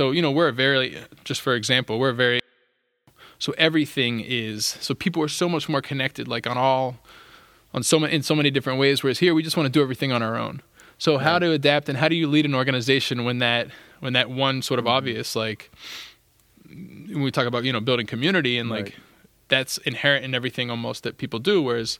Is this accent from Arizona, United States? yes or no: no; Wheeling, West Virginia, United States; cleats that people had donated from my hometown of Wheeling, West Virginia.